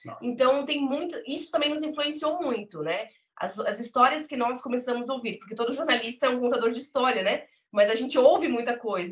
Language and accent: Portuguese; Brazil; moved away as an adult; now in Portugal; enquanto brasileiro